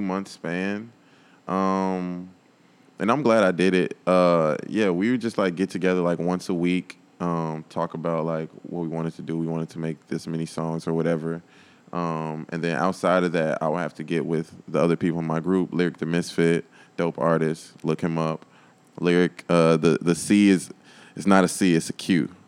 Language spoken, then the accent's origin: English; Chicago suburbs, Illinois, United States; I was born in Chicago, but, like, my parents, like, moved us to the burbs